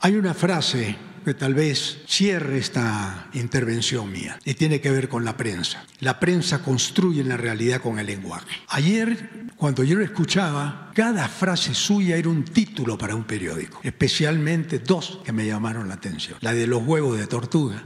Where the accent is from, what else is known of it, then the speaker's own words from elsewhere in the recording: Peru; soy peruano